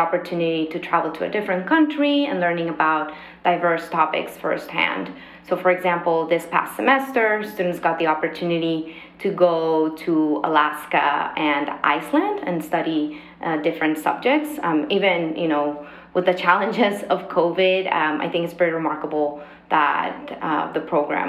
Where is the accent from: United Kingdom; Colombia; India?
Colombia; Bogotá; moved away as an adult; now in Philadelphia, United States; So I'm from Colombia. I was born and raised in Bogota, the capital city, and moved to the United States after high school to start university.